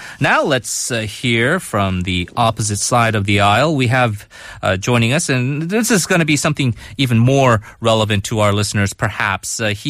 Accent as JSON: {"language": "English", "region": "California", "country": "United States", "said": "I'm also from California, and I'm also a Korean American."}